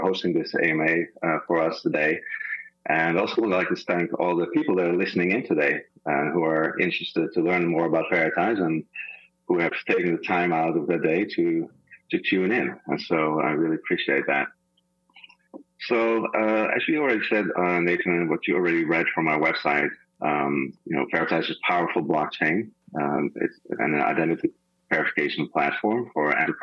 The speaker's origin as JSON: {"language": "English", "country": "Netherlands", "moved": "yes", "said": "I'm a Dutch heritage. I'm from the Netherlands originally."}